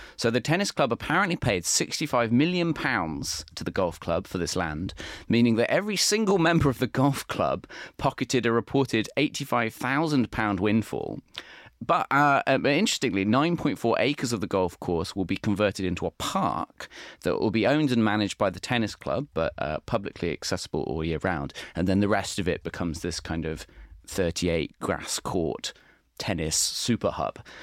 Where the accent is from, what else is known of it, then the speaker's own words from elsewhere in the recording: Warwick, West Midlands, United Kingdom; now in London, United Kingdom; I'm from the Midlands, uh, uh, and in Warwick, when, you know, we, I'd walk an hour to get to school